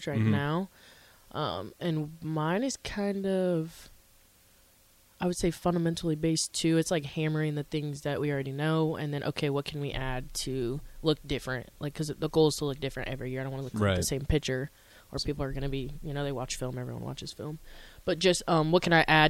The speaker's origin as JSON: {"language": "English", "town": "Omaha", "region": "Nebraska", "country": "United States", "moved": "as an adult", "lives_now": "Lincoln, United States", "said": "I'm also from Omaha"}